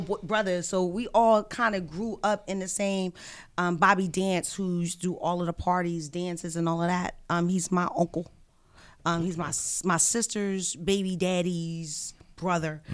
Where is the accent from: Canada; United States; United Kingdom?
United States; Philadelphia, Pennsylvania; moved away as an adult; also born or lived in Atlanta / New York; I'm from West Philadelphia